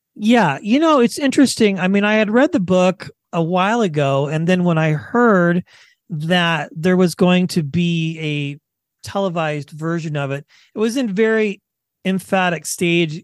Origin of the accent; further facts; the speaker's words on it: Kansas, United States; I grew up in Kansas